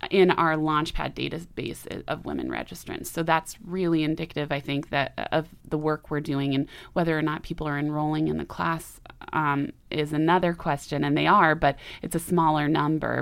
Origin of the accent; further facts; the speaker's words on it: Portland, Oregon, United States; moved away as an adult; now in Missoula, United States; I'm originally from Portland, Oregon, and I came to Montana for college.